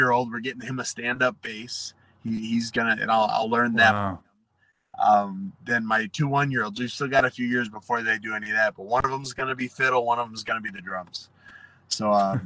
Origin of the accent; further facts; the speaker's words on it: Waterford, Wisconsin, United States; moved away as an adult; now in California, United States; I grew up in Wisconsin